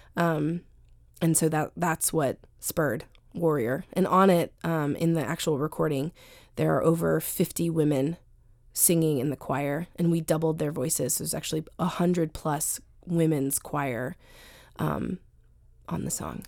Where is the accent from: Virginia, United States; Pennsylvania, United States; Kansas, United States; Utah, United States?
Virginia, United States; Sterling; moved away as an adult; also born or lived in New York City; now in Washington, D.C., United States; I grew up in Northern Virginia. I grew up in Sterling